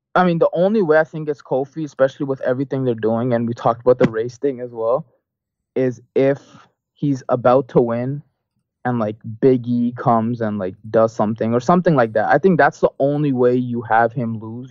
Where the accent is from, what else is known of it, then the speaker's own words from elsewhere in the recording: Canada; I'm Canadian